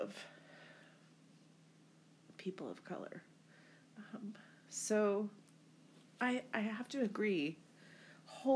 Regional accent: United States; moved away; my home country of the United States

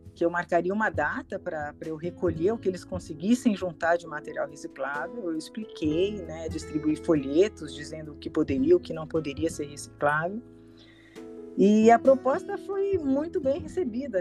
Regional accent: São Paulo, Brazil; also born or lived in São Vicente / Piedade; Sou paulistana, tenho 58 anos

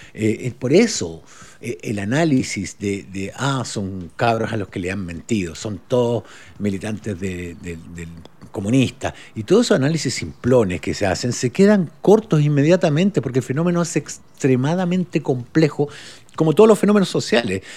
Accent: Uruguay; now in Chile; me fui a Uruguay antes de aprender lo que era el fútbol, como, en como el año 72 me fui, de hecho. Nací en el 67, me fui el 72

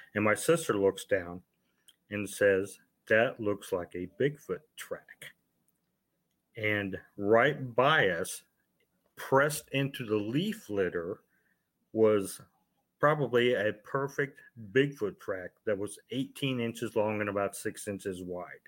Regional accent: Ohio, United States; I'm originally from Ohio

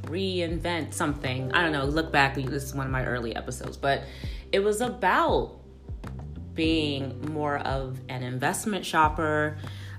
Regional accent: Chicago, Illinois, United States; moved away as an adult; now in Los Angeles, United States; I'm from Chicago, Illinois

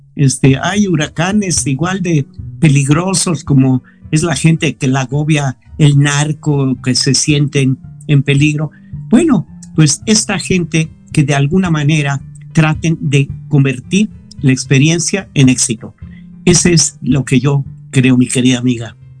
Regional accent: Mexico; Todos somos mexicanos

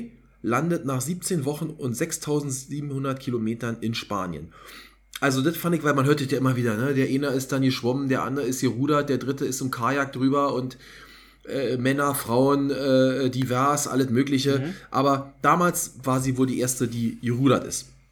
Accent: East Germany, Germany; muss ich als Ossi

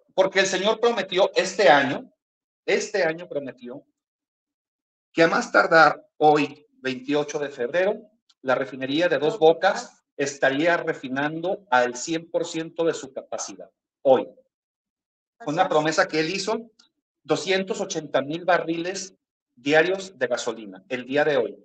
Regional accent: Mexico; los que somos mexicanos

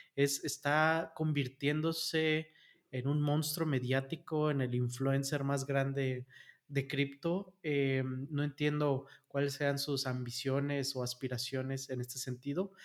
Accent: Mexico; en México somos 150 millones de habitantes

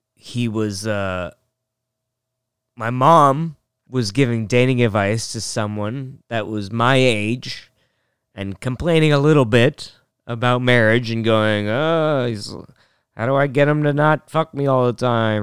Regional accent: North Bend, Washington, United States; We're from North Bend, Washington

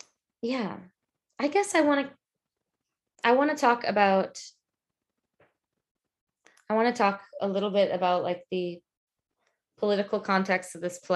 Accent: Atlanta, Georgia, United States; moved away as an adult; also born or lived in Broad River, Northeast Georgia; now in Austin, United States; I grew up in the Chattahoochee watershed in Georgia.

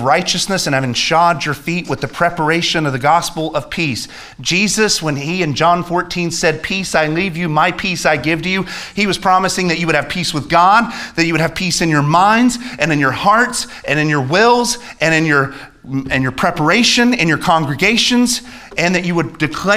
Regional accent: United States; As an American

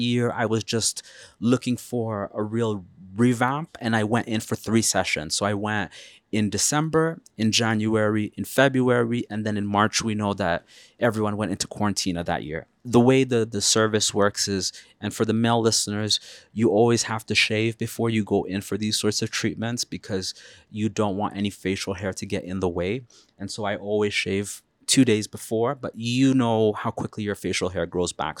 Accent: Canada; as a Canadian person

